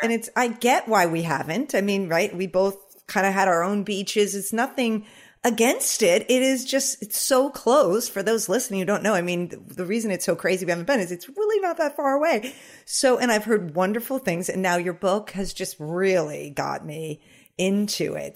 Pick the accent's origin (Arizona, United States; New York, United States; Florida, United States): New York, United States; the Hamptons, Long Island; I'm actually from Long Island, so is Corinne, oh. uh, but I grew up in the Hamptons and I still live there now